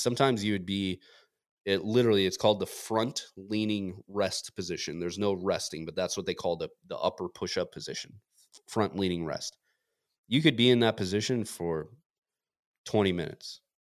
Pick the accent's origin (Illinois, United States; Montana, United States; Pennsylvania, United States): Montana, United States; moved away; I grew up in Montana